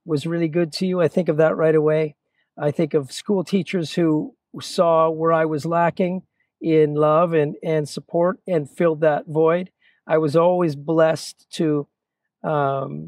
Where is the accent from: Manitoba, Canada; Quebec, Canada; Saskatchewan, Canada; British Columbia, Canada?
British Columbia, Canada; Chilliwack; also born or lived in Toronto, Ontario; I was born in Toronto, Ontario. I moved, early life for me was a bit of a blur. The youngest of 10, moved to Chilliwack. Really, that's where life began for me. Really, I say that I started here because this is really where I got here when I was 9 years old, going on 10.